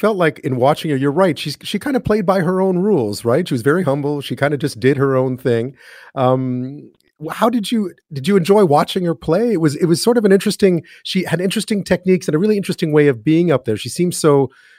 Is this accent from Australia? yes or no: no; Canada; As a Canadian who's watched Jeopardy for a long time